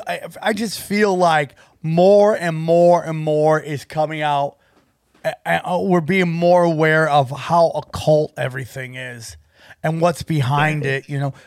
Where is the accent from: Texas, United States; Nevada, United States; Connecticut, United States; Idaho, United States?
Idaho, United States; Northern Idaho, not just regular Idaho, Northern Idaho, which makes it sound shadier than ever, right?